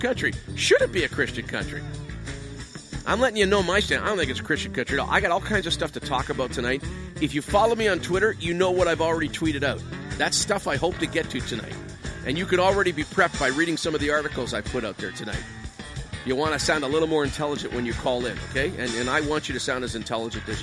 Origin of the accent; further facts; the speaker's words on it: Canada; also born or lived in Ottawa (Capital Region); we are distinctively Canadian